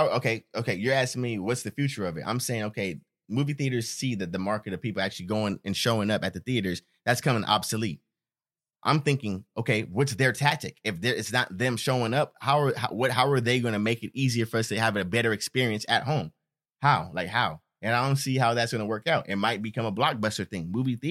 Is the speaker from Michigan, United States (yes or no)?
no; Stockton, California, United States; Because we're from Stockton.